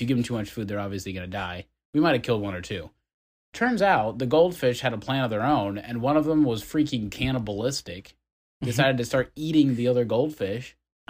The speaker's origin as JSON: {"language": "English", "region": "Ohio", "country": "United States", "tie": "born or raised there", "said": "I grew up in Ohio."}